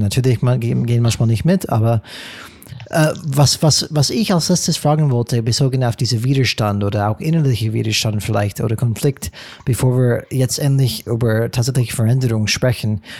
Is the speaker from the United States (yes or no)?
yes; United States; German is a second language; now in Germany; als Amerikaner